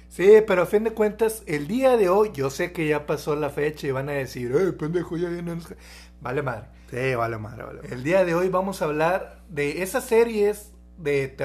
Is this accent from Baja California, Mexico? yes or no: yes; Tijuana, Baja California, Mexico; now in Monterrey, Mexico; Nuevo León, pero originalmente somos de, Tijuana. Sí, {S1} ya, ya {S0} bastantito tiempo aquí, ya prácticamente somos regios, o sea, ya, inclusive nuestro tono ya es, ya es regio